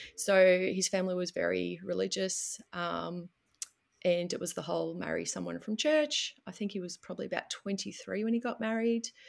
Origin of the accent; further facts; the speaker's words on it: Melbourne, Victoria, Australia; I'm from Melbourne, which is southern Australia